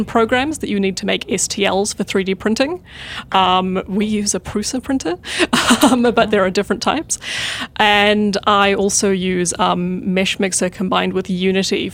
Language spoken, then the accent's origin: English; New Zealand; moved away as an adult; I'm from New Zealand